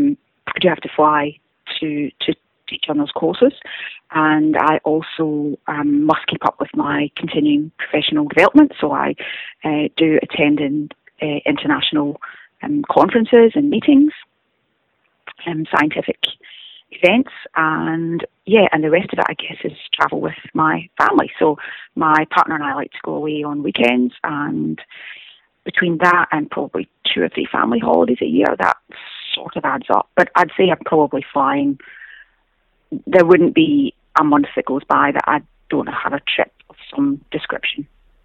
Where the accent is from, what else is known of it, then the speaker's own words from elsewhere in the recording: Scotland, United Kingdom; accent: Scottish; moved away; is about 21 miles outside of Glasgow, hence the accent. However, most people back home think that my accent has changed. Right. But I guess I'll always have a Scottish accent. So I moved here in 1998 for 12 months, and I never went home